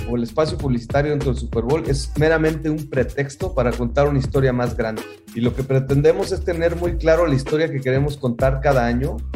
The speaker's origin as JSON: {"language": "Spanish", "region": "Mexico City", "country": "Mexico", "tie": "born or raised there", "moved": "as an adult", "lives_now": "United States", "said": "yo creciendo en México, pues sí, este, alguna vez fui con toda mi familia a Pátzcuaro y lo vivimos, increíble, pero volvía yo a la Ciudad de México"}